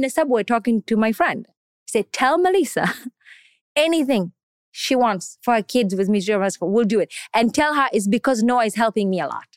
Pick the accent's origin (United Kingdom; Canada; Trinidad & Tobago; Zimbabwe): Canada; English is a second language; also born or lived in Kenya / Tanzania / Somalia; now in New York, United States; I grew up in Canada. I went to school there